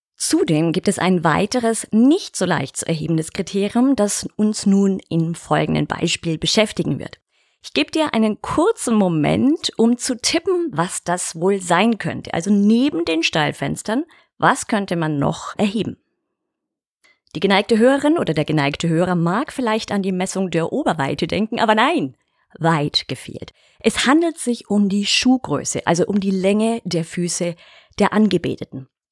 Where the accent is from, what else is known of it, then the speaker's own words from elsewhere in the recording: Bavarian Alpine foothills, Germany; in meine Heimat, ins bayerische Voralpenland